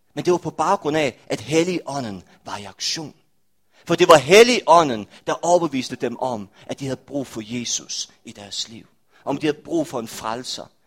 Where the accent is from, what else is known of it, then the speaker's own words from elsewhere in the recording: Rødding, Denmark; now in Aarhus, Denmark; kirken i Røding, hvor jeg er fra